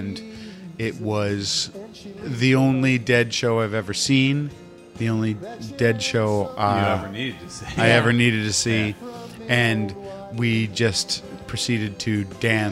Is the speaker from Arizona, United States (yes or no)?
no; San Francisco, California, United States; growing up in the Haight-Ashbury